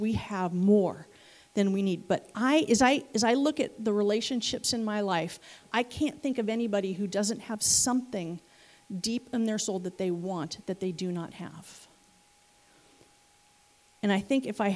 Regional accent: California, United States; moved away as an adult; now in Missouri, United States; being a California girl

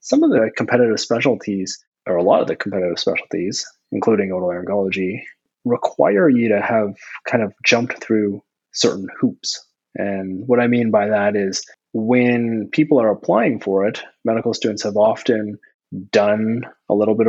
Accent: Ontario, Canada; moved away as an adult; now in New Brunswick, Canada; I'm not actually from New Brunswick. I'm from Ontario

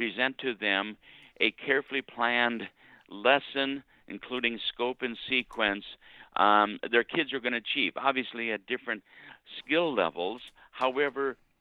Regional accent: Bloomington, Minnesota, United States; I grew up in Bloomington, Minnesota

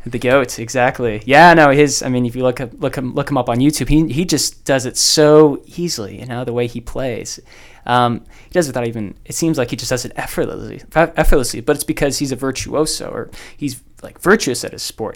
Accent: Dallas, Texas, United States; I am from the Diocese of Dallas.

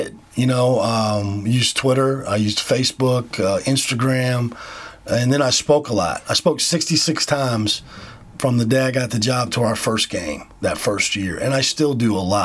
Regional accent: Iowa, United States; moved away as an adult; you really don't have a lot of opportunity growing up in Midwest Iowa

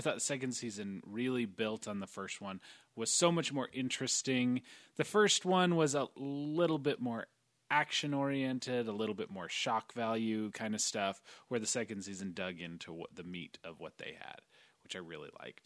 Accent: United States; accent: American; I have a thick American accent when I speak Polish.

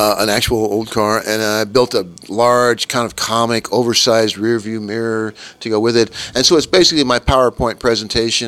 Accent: Kansas, United States; I grew up in Kansas

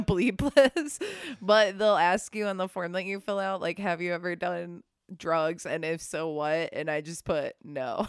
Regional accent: Midwest, United States; now in Texas, United States; I'm from the Midwest. I live in Texas now

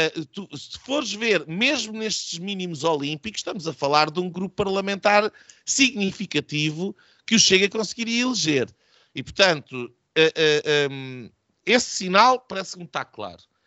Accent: Odemira, Alentejo, Portugal; o Admira, uh, a minha terra

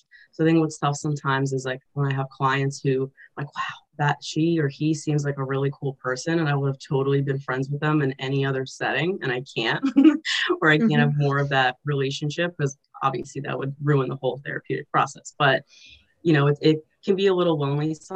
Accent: Azerbaijan; moved away; I'm an immigrant or refugee, and like especially I'm from Azerbaijan, the former Soviet Union, so I speak Russian.

